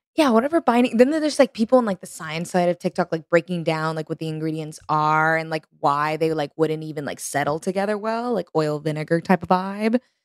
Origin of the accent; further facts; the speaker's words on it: Texas, United States; moved away as an adult; now in New York, United States; growing up in Texas